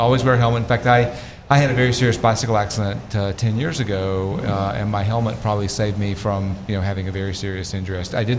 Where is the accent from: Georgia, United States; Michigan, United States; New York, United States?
Georgia, United States; Northeast; moved away as an adult; also born or lived in Greenville, South Carolina / Washington, D.C. area / Oregon; now in Charlotte, United States; I'm from the South. I grew up in a tiny mountain town in Northeast Georgia.